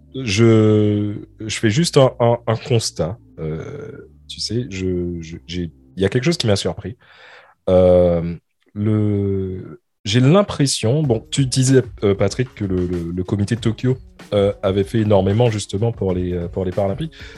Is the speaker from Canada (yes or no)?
no; France